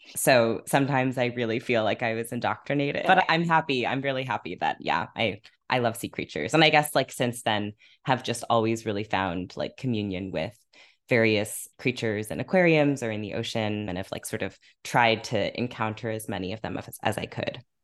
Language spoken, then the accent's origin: English; Half Moon Bay, California, United States; now in Brooklyn, United States; I grew up in California by this beach called Half Moon Bay